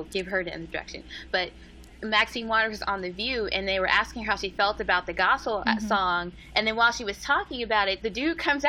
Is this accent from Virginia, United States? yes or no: no; Louisiana, United States; I was born in Louisiana.